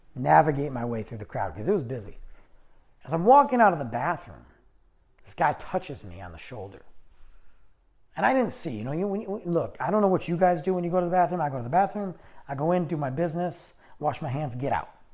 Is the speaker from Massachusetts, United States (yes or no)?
no; Michigan, United States; now in Texas, United States; I'm from Michigan